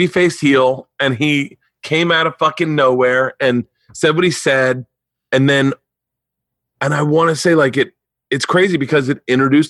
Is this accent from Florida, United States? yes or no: yes; Tampa, Florida, United States; moved away as an adult; also born or lived in New York; I grew up in Florida in Tampa.